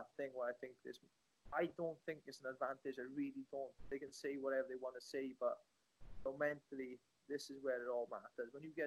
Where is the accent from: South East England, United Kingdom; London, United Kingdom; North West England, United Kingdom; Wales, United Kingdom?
Wales, United Kingdom; Welsh; I'm a Welsh boy. We don't have science labs here